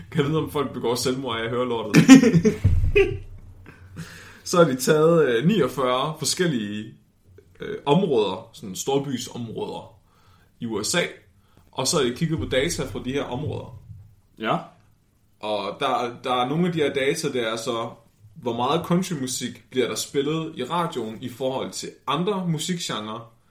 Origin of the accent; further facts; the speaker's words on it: West Jutland, Central Denmark Region, Denmark; Jeg er ikke fra Danmark, jeg er fra Vestjylland.